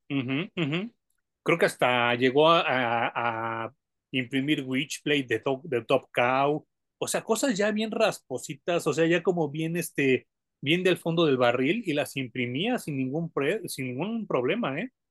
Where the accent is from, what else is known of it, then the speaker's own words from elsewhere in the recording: Mexico; como mexicano